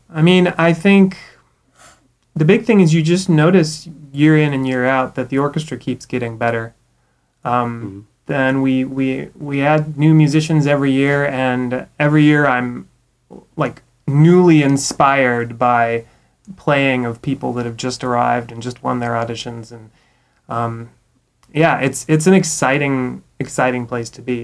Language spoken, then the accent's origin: English; Eugene, Oregon, United States; I was born in Eugene, so I'm a duck at heart